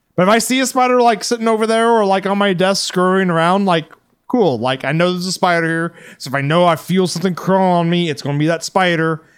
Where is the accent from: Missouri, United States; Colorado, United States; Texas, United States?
Texas, United States; as a Texan